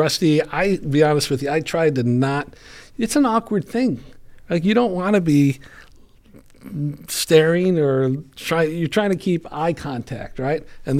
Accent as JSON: {"language": "English", "town": "Chicago", "region": "Illinois", "country": "United States", "tie": "born or raised there", "said": "I grew up in Chicago."}